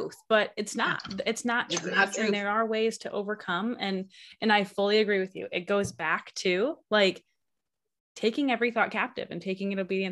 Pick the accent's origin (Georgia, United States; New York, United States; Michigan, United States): Michigan, United States; now in Alaska, United States; I grew up in Michigan too